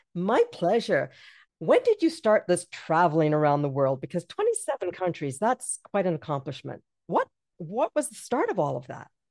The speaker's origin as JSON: {"language": "English", "country": "Jamaica", "also_born_or_lived": "England", "moved": "yes", "said": "I'm from Jamaica"}